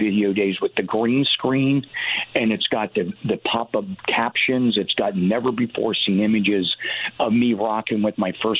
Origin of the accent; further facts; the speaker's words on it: Northeast, United States; growing up in the Northeast